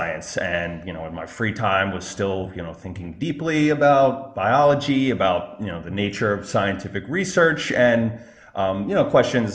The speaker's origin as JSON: {"language": "English", "town": "Baltimore", "region": "Maryland", "country": "United States", "moved": "yes", "lives_now": "New York City area, United States", "said": "originally I'm from Baltimore, Maryland"}